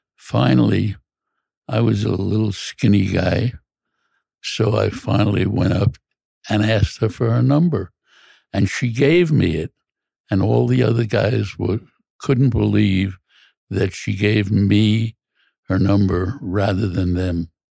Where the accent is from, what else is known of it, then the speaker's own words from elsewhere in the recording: New York City, New York, United States; I grew up in Brooklyn, an lower middle class neighborhood